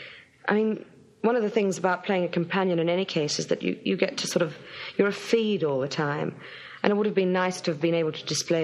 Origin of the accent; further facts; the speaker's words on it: Brisbane, Queensland, Australia; moved away; where I grew up in Brisbane